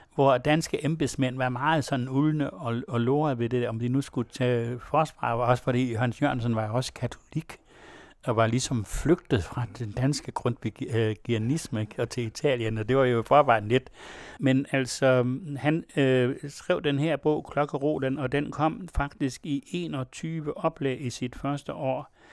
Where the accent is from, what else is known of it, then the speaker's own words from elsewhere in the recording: West Jutland, Central Denmark Region, Denmark; jeg kommer også selv fra Vestjylland